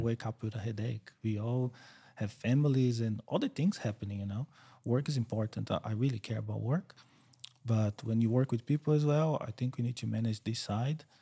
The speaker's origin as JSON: {"language": "English", "region": "São Paulo", "country": "Brazil", "tie": "born or raised there", "moved": "as an adult", "lives_now": "Queensland, Australia", "said": "I grew up São Paulo. It's the biggest city in South America"}